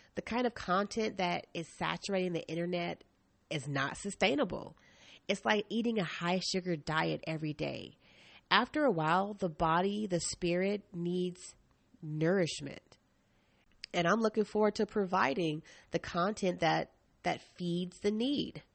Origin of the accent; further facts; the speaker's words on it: East Coast, United States; now in Portland, United States; I'm from the East Coast